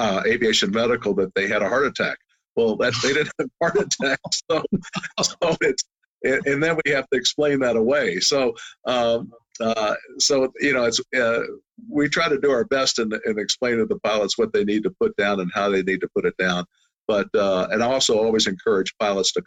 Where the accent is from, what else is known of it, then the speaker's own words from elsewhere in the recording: Louisville, Kentucky, United States; I grew up in Louisville, Kentucky